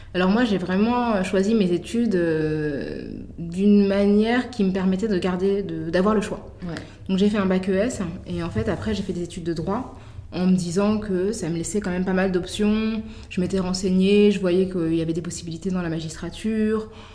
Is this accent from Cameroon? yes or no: no; Paris, Île-de-France, France; on vient de Paris